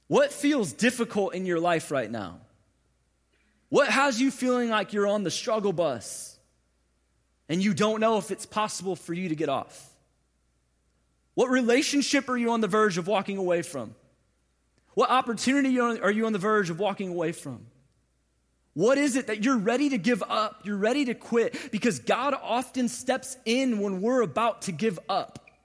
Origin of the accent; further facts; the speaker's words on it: St. Louis, Missouri, United States; moved away as an adult; now in Atlanta, United States; I was born and raised in Saint Louis, Missouri. Moved from Saint Louis to Atlanta about six and a half years ago